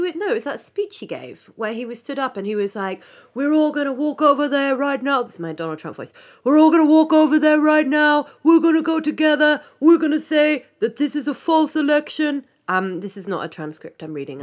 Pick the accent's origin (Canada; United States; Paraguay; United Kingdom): United Kingdom; I'm British